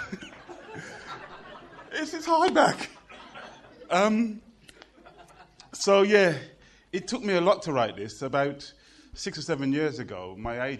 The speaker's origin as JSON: {"language": "English", "town": "Birmingham", "region": "West Midlands", "country": "United Kingdom", "tie": "born or raised there", "said": "I was born in Birmingham."}